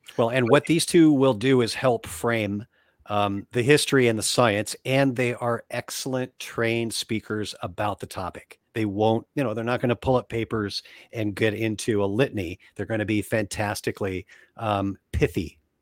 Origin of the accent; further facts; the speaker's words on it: United States; as American kids, grew up immersed in the techniques